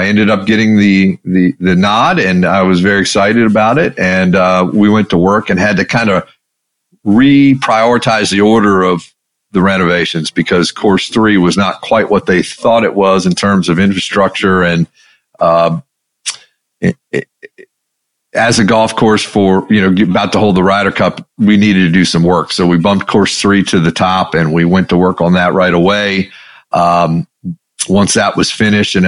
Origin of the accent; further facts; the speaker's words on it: Maryland, United States; I grew up in Maryland